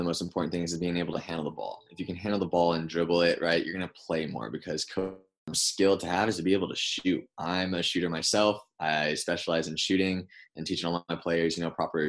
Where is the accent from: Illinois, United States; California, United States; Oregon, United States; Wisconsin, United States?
California, United States; Concord; moved away as an adult; now in Los Angeles, United States; I was born and raised in NorCal. I'm in the East Bay in Concord